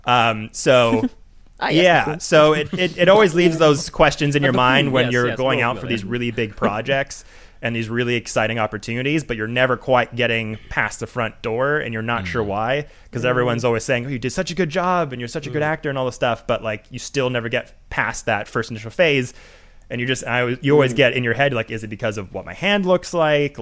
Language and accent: English; Vancouver, British Columbia, Canada; I'm from Vancouver, Canada.